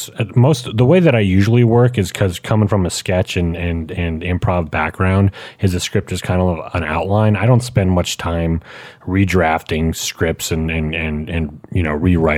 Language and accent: English; Quebec, Canada; moved away as an adult; also born or lived in Texas; I'm originally from Canada, and in the province of Quebec